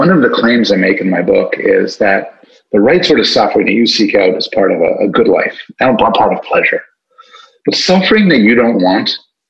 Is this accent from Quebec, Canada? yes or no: yes; Montreal, Quebec, Canada; moved away as an adult; now in Toronto, Canada; I'm from Montreal. I was an undergraduate at McGill